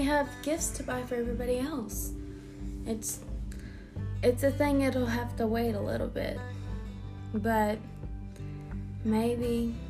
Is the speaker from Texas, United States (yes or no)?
yes; East Texas, United States; accent: East Texas; My East Texas accent.